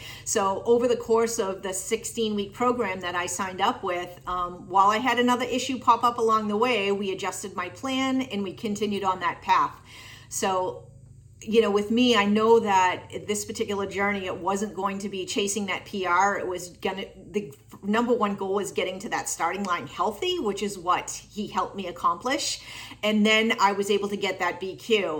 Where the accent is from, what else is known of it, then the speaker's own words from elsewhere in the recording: Tewksbury, Massachusetts, United States; Hey everyone … I am from Tewksbury, Massachusetts.